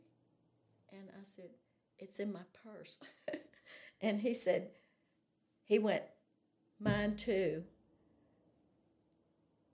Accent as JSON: {"language": "English", "region": "California", "country": "United States", "tie": "born or raised there", "also_born_or_lived": "North Little Rock, Arkansas", "moved": "yes", "lives_now": "Arkansas, United States", "said": "I was raised in California"}